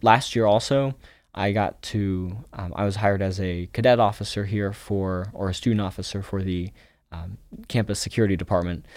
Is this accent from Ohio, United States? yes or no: yes; Springfield, Ohio, United States; also born or lived in Almaty, Kazakhstan; I grew up in Springfield, Ohio